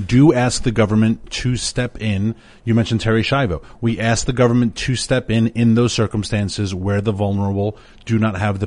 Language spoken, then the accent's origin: English; New York, United States; moved away; my hometown of New York